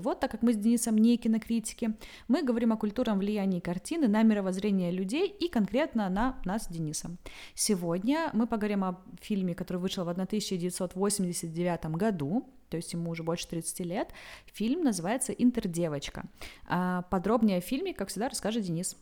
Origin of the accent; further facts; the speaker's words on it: the South, South of Russia, Russia; moved away as an adult; now in Saint Petersburg, Russia; я просто южанка